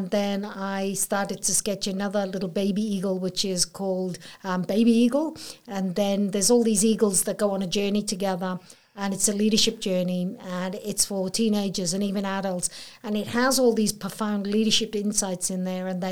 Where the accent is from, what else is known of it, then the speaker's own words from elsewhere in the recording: Wales, United Kingdom; accent: Welsh; moved away as an adult; now in Port Macquarie, Australia; So my accent is Welsh. So, I came over from Wales when I was 18.